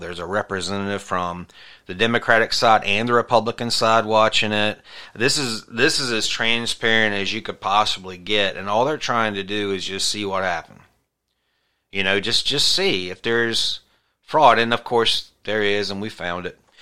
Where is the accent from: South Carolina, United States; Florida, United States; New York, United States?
South Carolina, United States; my home state of South Carolina